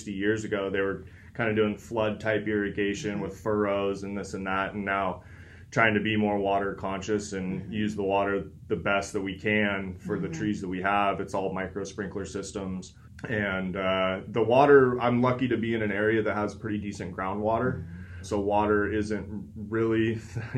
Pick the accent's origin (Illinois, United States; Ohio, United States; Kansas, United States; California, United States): California, United States; Ventura County; also born or lived in Chico / Monterey / Salinas; I was born and raised here in Ventura County